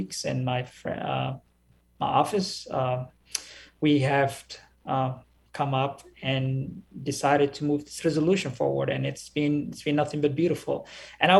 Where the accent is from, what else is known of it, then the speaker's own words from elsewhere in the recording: Somalia; now in Minneapolis, United States; I grew up in Somalia, where we hear the call to prayer everywhere we go.